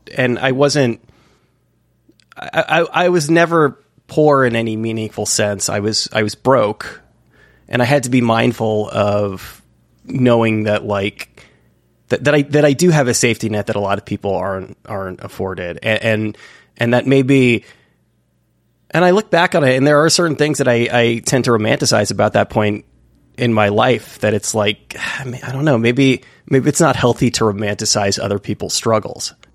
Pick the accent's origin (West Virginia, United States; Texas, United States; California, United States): California, United States; San Francisco Bay Area; moved away; I'm actually from the San Francisco Bay Area originally